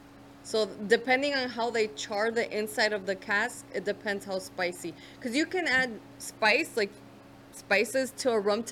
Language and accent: English; Ecuador; moved away; Originally from Ecuador.